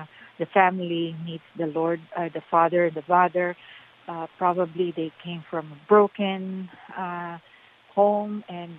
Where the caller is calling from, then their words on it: Lake Forest, California, United States; Yes. Yes, I'm … from Lake Forest.